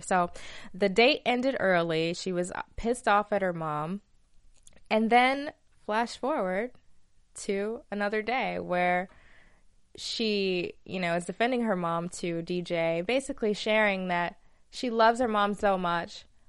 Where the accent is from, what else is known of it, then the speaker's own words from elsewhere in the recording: Alabama, United States; accent: southern; moved away; I'm from Alabama